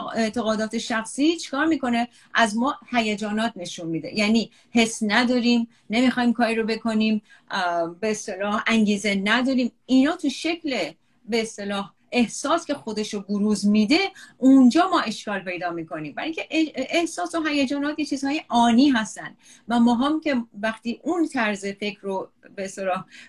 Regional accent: Iran; moved away as an adult; توی ایران بزرگ شده

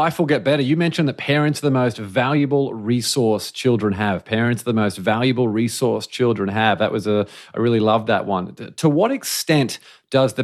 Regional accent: Australia; now in United States; I'm from Australia, we live in America

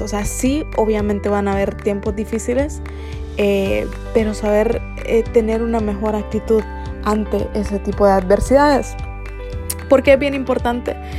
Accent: Honduras; nosotros los hondureños

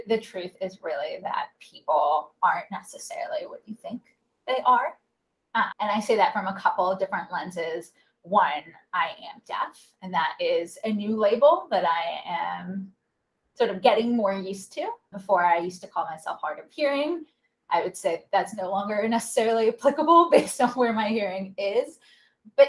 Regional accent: North Carolina, United States; I grew up in North Carolina and I was Jewish

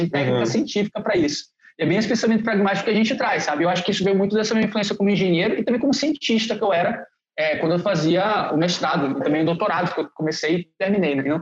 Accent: Maranhão, Brazil; moved away as an adult; also born or lived in Porto Alegre; eu sou um maranhense que veio para Porto Alegre para fazer mestrado em engenharia civil.

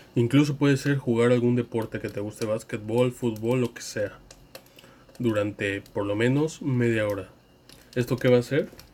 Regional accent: Mexico; en mi país, México

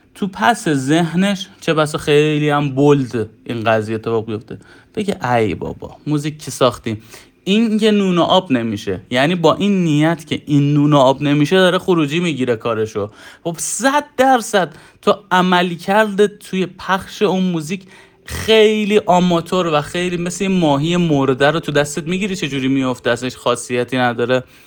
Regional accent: Iran; حالا ما تو کشوری دنیا آمدیم

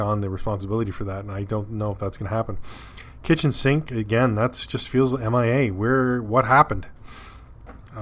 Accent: Canada; Being a Canadian

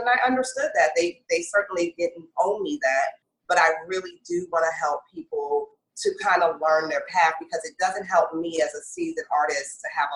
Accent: Northern Virginia, United States; moved away as an adult; also born or lived in Brooklyn, New York; now in New York, United States; I was born in Brooklyn, but raised in the Northern Virginia area

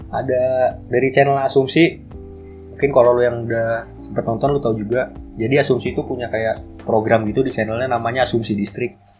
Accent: Bekasi, West Java, Indonesia; kita orang Bekasi

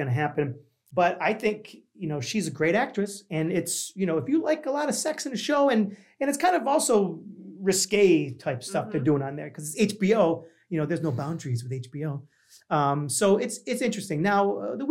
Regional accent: Niagara Falls, New York, United States; I'm from New York, but I'm from a small city in New York that you probably don't even realize is an actual city. It's called Niagara Falls

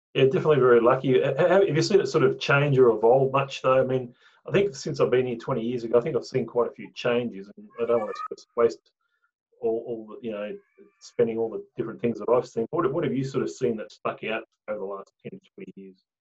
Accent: Tasmania, Australia; now in Brisbane, Australia; I came from Tasmania

